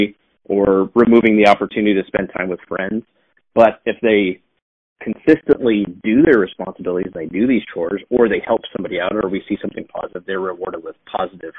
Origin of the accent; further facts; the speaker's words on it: Billings, Montana, United States; developing the business opportunities that I have right here in my hometown of Billings, Montana